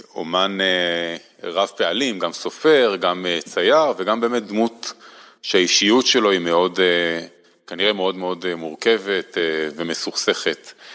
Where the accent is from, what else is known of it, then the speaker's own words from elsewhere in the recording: Holon, Israel; also born or lived in Hashmonaim / Jerusalem / Washington; אני לא גדלתי בירושלים, גדלתי בחולון וחשמונאים